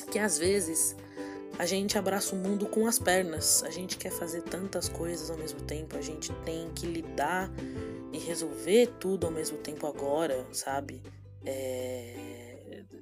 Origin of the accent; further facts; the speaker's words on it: São Paulo, Brazil; Vamos eu sou, sou paulista, eu moro aqui em São Paulo, capital.